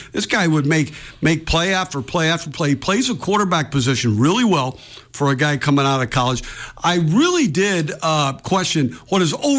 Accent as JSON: {"language": "English", "area": "Bay Area", "region": "California", "country": "United States", "said": "I'm from the Bay Area, so I kind of lean towards the 49ers"}